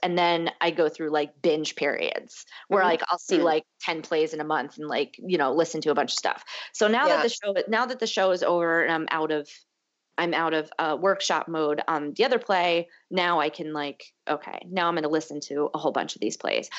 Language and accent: English; Northeast, United States; I hate cold weather, but I grew up in the Northeast, so I'm just like used to it.